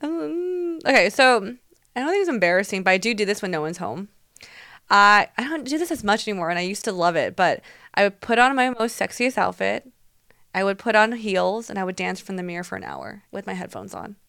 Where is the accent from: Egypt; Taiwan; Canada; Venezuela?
Taiwan; moved away; me growing up in Taiwan